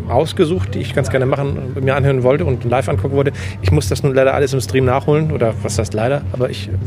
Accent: Hamburg, Germany; der Umzug von Berlin nach Hamburg war dann für mich als Hamburger äh, dann willkommen.

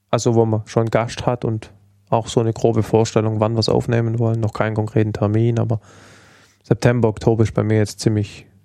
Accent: Stuttgart, Baden-Württemberg, Germany; wir kommen aus Stuttgart.

